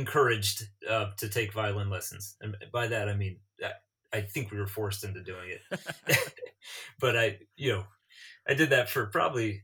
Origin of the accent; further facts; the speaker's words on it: New York, United States; as a New Yorker